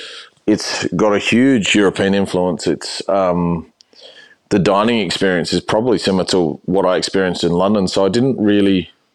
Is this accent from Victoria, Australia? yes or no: no; New South Wales, Australia; now in Melbourne, Australia; I grew up in New South Wales. So it was almost like not being in Australia, but being in Australia.